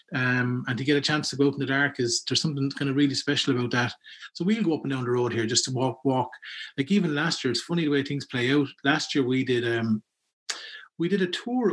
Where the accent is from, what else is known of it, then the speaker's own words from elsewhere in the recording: Ballygarrett, Leinster, Ireland; growing up in Ballygarrett